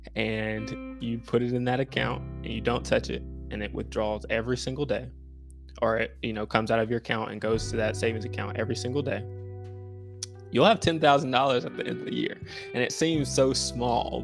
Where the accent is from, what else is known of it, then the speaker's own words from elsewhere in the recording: Winston-Salem, North Carolina, United States; I'm from Winston-Salem, North Carolina